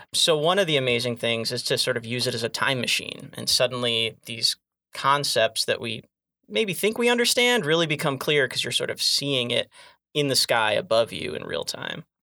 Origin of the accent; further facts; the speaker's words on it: Flint, Michigan, United States; moved away as an adult; I grew up uh, in the Flint area in Michigan